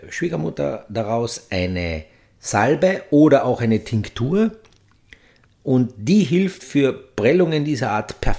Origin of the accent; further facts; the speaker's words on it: Austria; Es gibt ja so viele, tragisches, emotionales Element bei uns in Österreich